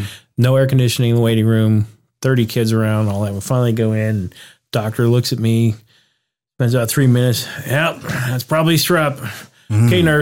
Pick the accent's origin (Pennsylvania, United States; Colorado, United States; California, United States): Pennsylvania, United States; Pittsburgh; Grew up in Pittsburgh.